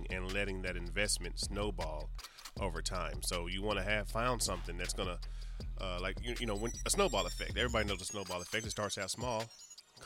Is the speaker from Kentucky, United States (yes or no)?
no; New York, United States; I'm from New York.